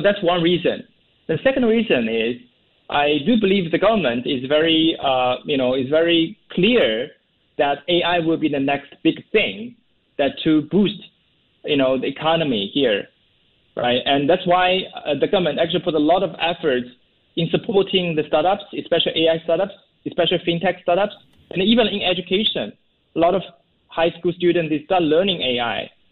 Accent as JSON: {"language": "English", "country": "China", "also_born_or_lived": "Seattle, United States", "moved": "yes", "lives_now": "Singapore", "said": "I'm based in Singapore. Originally, I'm from China, but I moved to Singapore."}